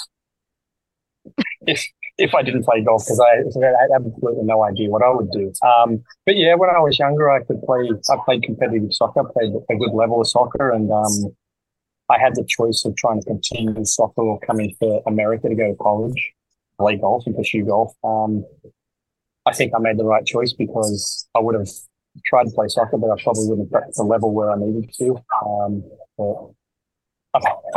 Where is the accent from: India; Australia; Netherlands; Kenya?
Australia; growing up in Australia